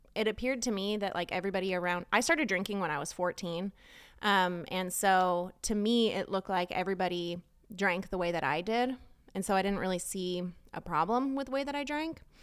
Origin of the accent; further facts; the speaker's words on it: Southern California, United States; moved away as an adult; now in Texas, United States; I grew up in California, um, in Southern California